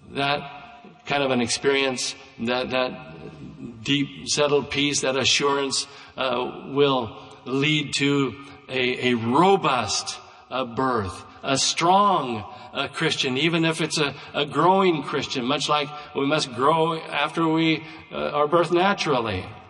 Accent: United States; I would be the first baby born in Douglas County in 1953

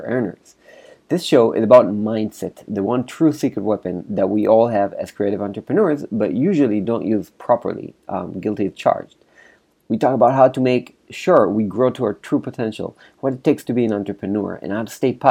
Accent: Israel; I'm from Israel

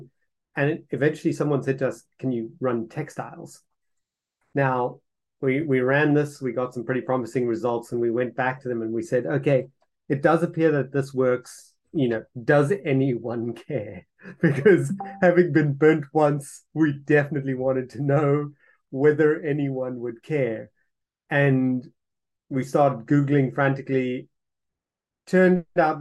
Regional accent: South Africa; moved away; I'm originally from South Africa

